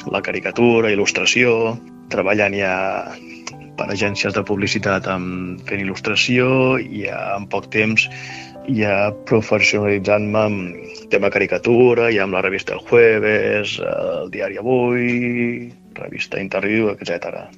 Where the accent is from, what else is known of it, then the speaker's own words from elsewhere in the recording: Montblanc, Catalonia, Spain; moved away as an adult; now in Barcelona, Spain; sóc nascut a Montblanc, Tarragona